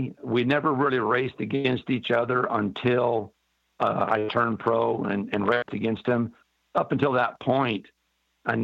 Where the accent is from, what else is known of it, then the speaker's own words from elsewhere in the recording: San Gabriel, California, United States; I was born in San Gabriel, California, which is basically a suburb of Los Angeles, probably 20 miles east of LA.